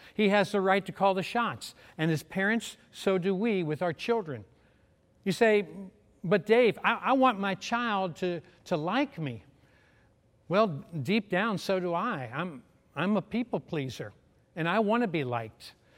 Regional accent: Louisville, Kentucky, United States; I was from Louisville, Kentucky

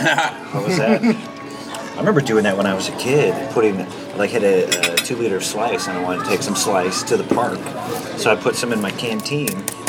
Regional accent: Midwest, United States; also born or lived in Hawaii; I was born in Hawaii and kind of grew up in the Midwest.

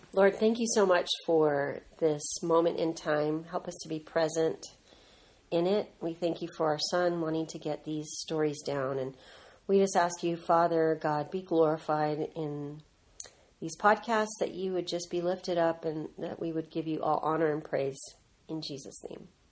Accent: Southern California, United States; moved away as an adult; now in Franklin, United States; we we were born and raised in Southern California, and we loved it growing up

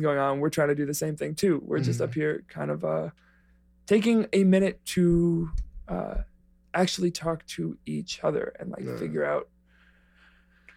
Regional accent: New York City, New York, United States; moved away; I'm from the Bronx, from a corner of it called Spuyten Duyvil, in South Riverdale.

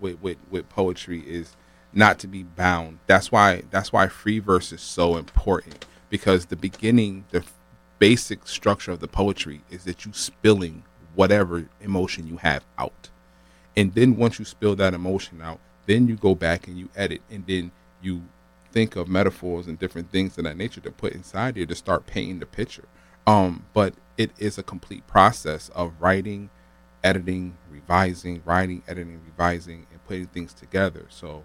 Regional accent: New Haven, Connecticut, United States; because I was bused from New Haven, Franklin Street to East Haven, Nathan Hale School for elementary.

